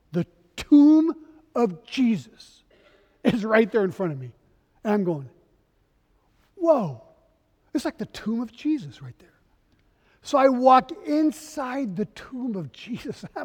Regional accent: Geneva, Switzerland; also born or lived in Paris, France; Three months after my birth, my parents moved to Geneva, Switzerland, and that's where I was raised. I was raised as a non Christian. I spoke English and French, that's why I'm bilingual.

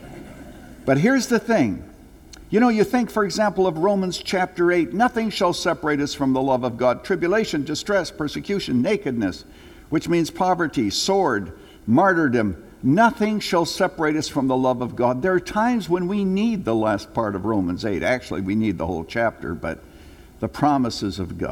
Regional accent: Canada; moved away; When I was a little boy growing up in Canada

